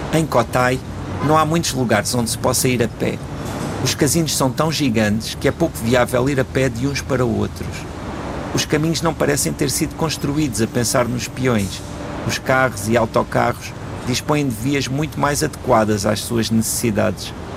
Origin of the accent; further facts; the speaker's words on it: Portugal; enquanto portugueses